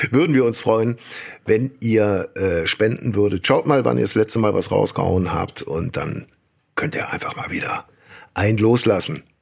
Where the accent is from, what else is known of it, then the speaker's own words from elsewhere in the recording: Rhineland, Germany; wie man bei uns im Rheinland sagt.